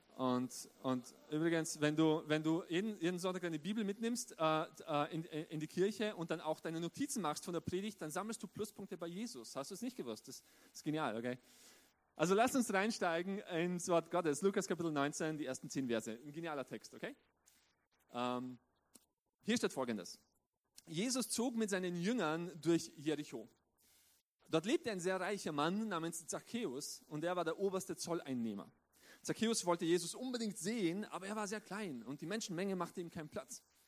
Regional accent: southeastern Styria, Austria; also born or lived in Romania; ich bin mein ganzes Leben lang in Österreich aufgewachsen, in der südöstlichen Steiermark

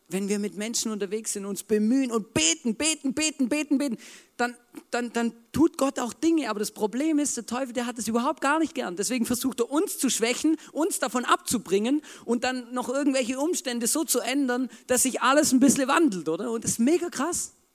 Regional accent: Germany; ich bin auch Deutscher

